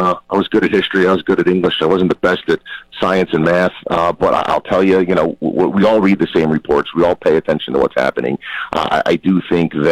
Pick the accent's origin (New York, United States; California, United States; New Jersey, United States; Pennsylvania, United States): New Jersey, United States; In my hometown alone, where we have three long-term care facilities